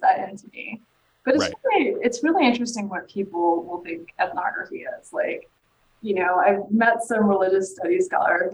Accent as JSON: {"language": "English", "region": "Texas", "country": "United States", "tie": "born or raised there", "said": "just a girl from Texas who was very different from everyone else she grew up with."}